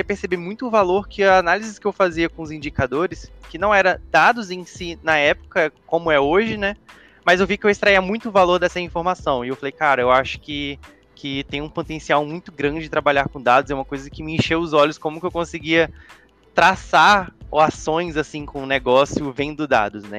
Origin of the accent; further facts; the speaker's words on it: Vitória, Espírito Santo, Brazil; sou do Espírito Santo, sou capixaba, Vitória